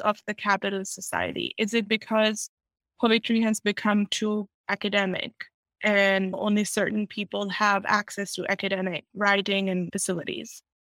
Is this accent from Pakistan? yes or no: yes; Pakistan; now in United States; being a Pakistani Muslim woman in America writing in English